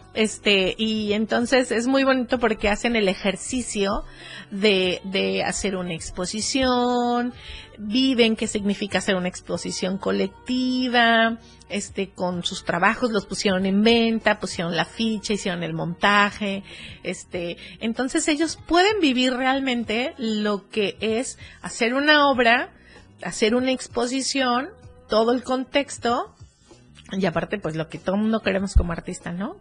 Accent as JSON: {"language": "Spanish", "area": "around Cuernavaca", "region": "Morelos", "country": "Mexico", "tie": "born or raised there", "moved": "yes", "said": "en Cuernavaca, que por ahí es mi pueblo"}